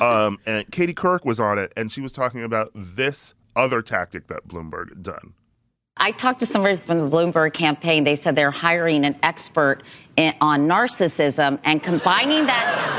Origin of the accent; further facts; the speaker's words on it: Milwaukee, Wisconsin, United States; I'm from Milwaukee, um, and uh, I went to a all boys Catholic high school, so I grew up with um, Republicans